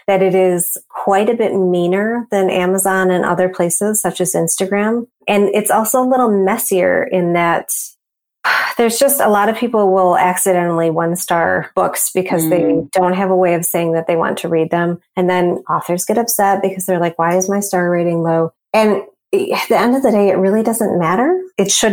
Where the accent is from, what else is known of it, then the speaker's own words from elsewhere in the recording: Ann Arbor, Michigan, United States; I grew up with Borders in Ann Arbor